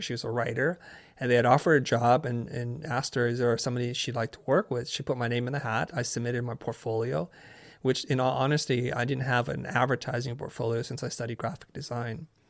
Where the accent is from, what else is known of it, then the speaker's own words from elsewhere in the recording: San Jose, California, United States; also born or lived in Saigon, Vietnam; I grew up in Northern California in San Jose